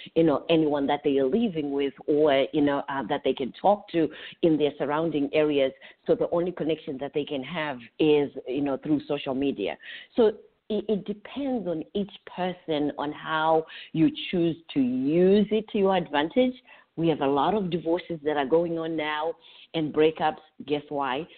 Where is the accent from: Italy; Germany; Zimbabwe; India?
Zimbabwe; moved away as an adult; now in Orlando, United States; I'm originally from Zimbabwe. I've been here in the United States